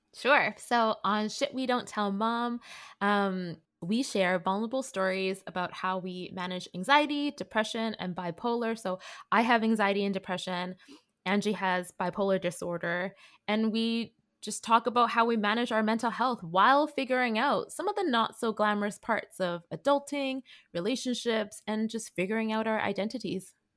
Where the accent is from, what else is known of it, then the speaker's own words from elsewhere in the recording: Vancouver, British Columbia, Canada; I'm a second generation Canadian, born and raised from Vancouver.